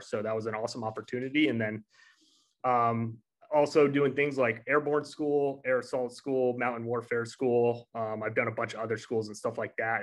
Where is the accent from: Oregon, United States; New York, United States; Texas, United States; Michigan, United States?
New York, United States; Growing up in New York, like obviously uh, being from New York State